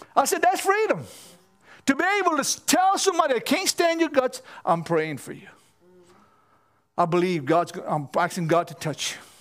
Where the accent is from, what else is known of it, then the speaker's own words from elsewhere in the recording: Cajun, Louisiana, United States; I'm only Cajun